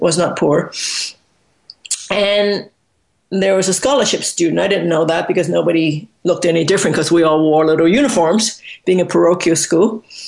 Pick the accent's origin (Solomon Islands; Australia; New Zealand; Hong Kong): Hong Kong; I was born in Hong Kong